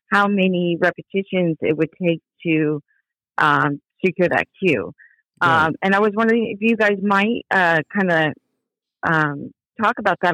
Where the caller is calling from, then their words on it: Belford, Washington, United States; I'm calling from Belford, Washington.